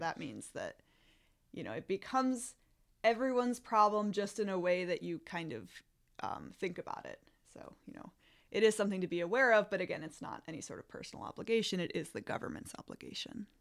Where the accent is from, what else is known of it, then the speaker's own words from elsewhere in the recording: Illinois, United States; also born or lived in Wisconsin / Michigan; now in Sacramento, United States; I'm originally from Illinois, and I went to school in Wisconsin and graduate school at Michigan State